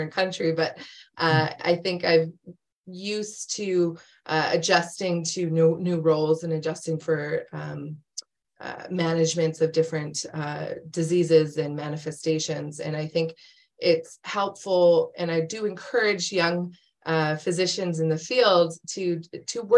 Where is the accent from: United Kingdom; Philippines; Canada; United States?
Canada; Calgary, Alberta; moved away as an adult; also born or lived in Edmonton / Hamilton; So I'm from Canada. I was born and raised in Calgary